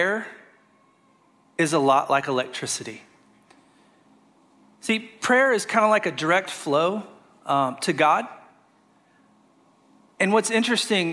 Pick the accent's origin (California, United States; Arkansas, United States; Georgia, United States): Arkansas, United States; moved away as an adult; now in Florida, United States; I'm from Arkansas, moved here about 6 years ago